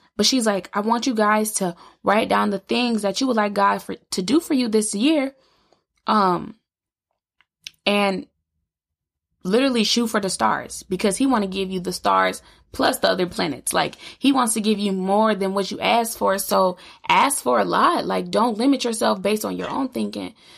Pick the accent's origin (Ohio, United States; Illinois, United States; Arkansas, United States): Illinois, United States; I grew up in Illinois